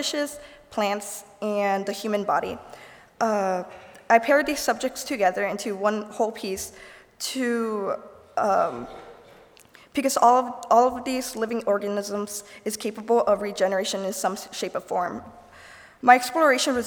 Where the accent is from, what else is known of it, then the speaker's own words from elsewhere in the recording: Goshen, Indiana, United States; I'm from Goshen